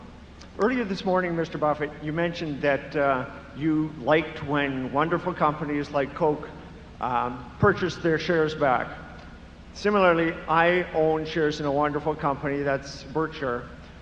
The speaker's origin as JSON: {"language": "English", "town": "Markham", "region": "Ontario", "country": "Canada", "said": "Good morning. … from Markham, Ontario."}